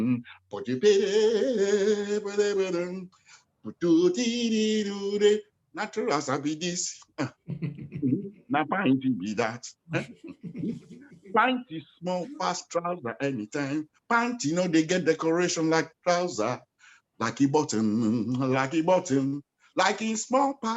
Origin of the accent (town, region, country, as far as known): Nigeria; born or raised there; also born or lived in Hackney, London